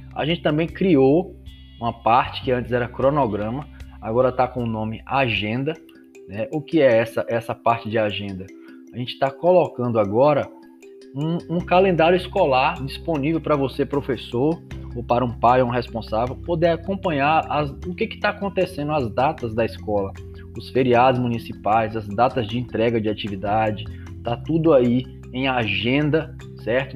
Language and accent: Portuguese; Macarani, Bahia, Brazil; eu sou de Macarani